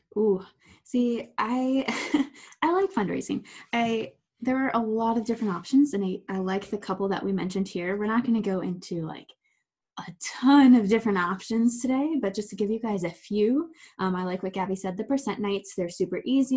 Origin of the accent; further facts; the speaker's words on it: Ohio, United States; moved away as an adult; now in Pennsylvania, United States; I'm from Ohio